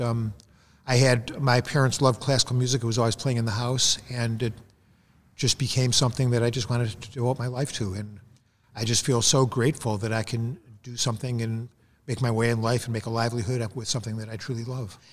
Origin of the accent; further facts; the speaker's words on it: Detroit, Michigan, United States; I grew up in Detroit